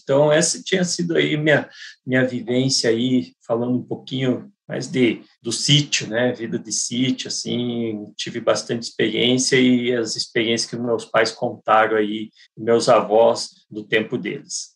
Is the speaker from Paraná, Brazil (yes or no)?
yes; Curitiba, Paraná, Brazil; Sou daqui de Curitiba